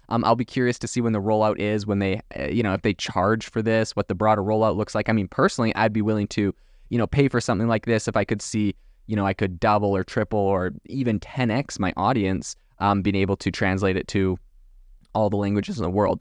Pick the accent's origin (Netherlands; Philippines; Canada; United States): Canada; also born or lived in France; I'm from Canada originally